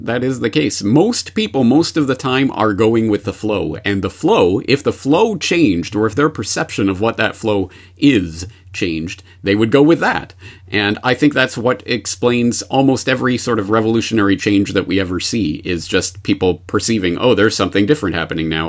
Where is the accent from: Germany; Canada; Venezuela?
Canada; now in Japan; I am a Canadian uh, in Japan